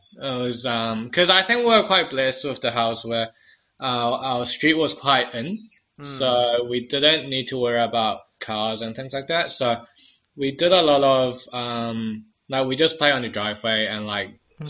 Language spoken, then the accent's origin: English; New Zealand; So I think growing up in New Zealand was more chill, so we don't have to do that.